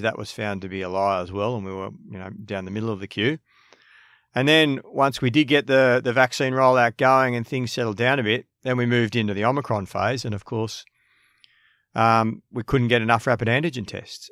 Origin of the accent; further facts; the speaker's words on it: Sydney, New South Wales, Australia; I grew up in Maroubra, um, born and bred